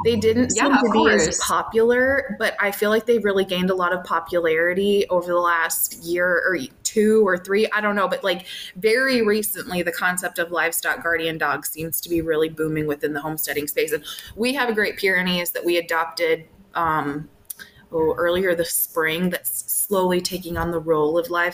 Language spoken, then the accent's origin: English; Minnesota, United States; now in Illinois, United States; I grew up in Minnesota and then relocated to Illinois. And I've been here now for over 12 years.